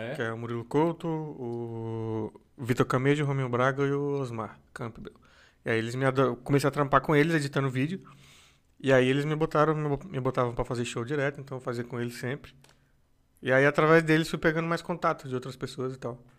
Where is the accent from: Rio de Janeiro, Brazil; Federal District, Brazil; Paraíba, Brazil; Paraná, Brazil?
Federal District, Brazil; Brasília; moved away as an adult; now in São Paulo, Brazil; eu vim de Brasília vim de Brasília